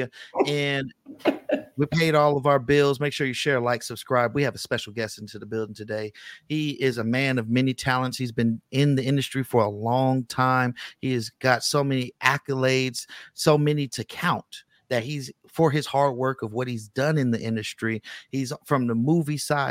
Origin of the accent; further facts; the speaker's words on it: Bay Area, California, United States; I'm from the Bay Area